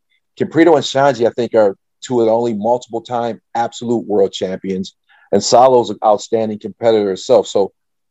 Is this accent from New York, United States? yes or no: no; Toledo, Ohio, United States; I grew up in Toledo, Ohio